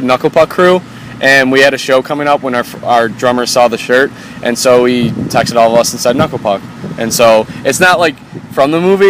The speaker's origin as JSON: {"language": "English", "town": "Chicago", "region": "Illinois", "country": "United States"}